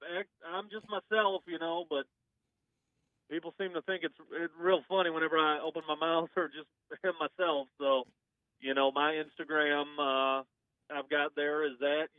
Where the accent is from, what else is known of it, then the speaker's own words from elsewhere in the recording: Michigan, United States; I'm born here in Michigan. I'm a, you know, Michigan guy